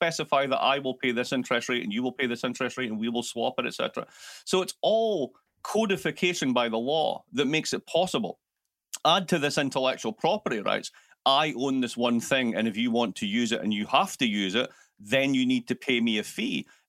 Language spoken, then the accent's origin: English; Milwaukee, Wisconsin, United States; also born or lived in Baltimore; I'm actually from Milwaukee, and I just discovered that I got a lot more attention if I spoke like this. So I've been faking it for years.